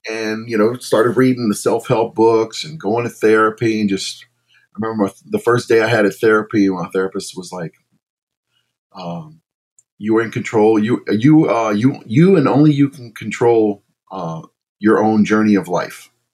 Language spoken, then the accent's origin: English; Baton Rouge, Louisiana, United States; now in New Orleans, United States; I was born in New Orleans, raised in Baton Rouge